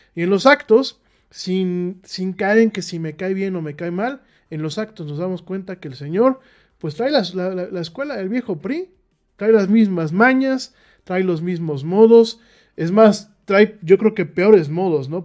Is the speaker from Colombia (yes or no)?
no; Mexico; como mexicanos